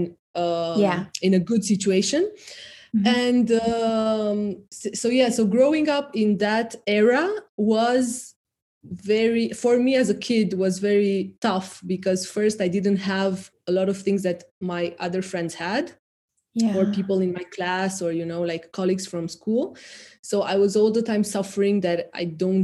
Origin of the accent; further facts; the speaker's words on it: Romania; moved away; I grew up in the immediately post-communist era of Romania